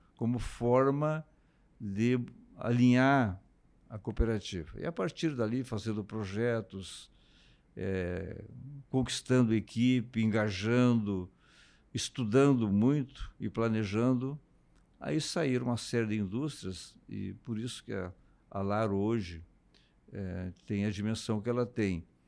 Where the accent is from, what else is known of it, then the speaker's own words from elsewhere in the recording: Canguçu, Rio Grande do Sul, Brazil; moved away as an adult; also born or lived in Paraná; sou natural da região da Campanha, de Canguçu, interior